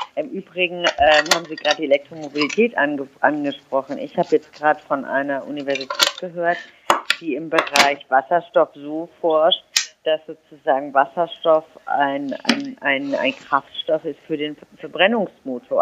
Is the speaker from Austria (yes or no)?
no; Germany; now in Berlin, Germany; ich bin Berlinerin bin also eine, die, jemand, der wirklich in, sehr urbanen, in einer sehr urbanen Gegend lebt. Ähm, die, ich komme aber aus einem sehr, sehr ländlichen Raum ursprünglich